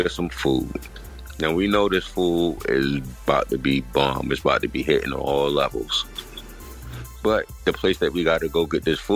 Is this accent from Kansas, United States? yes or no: no; Baltimore, Maryland, United States; I'm from Baltimore. That's how we say it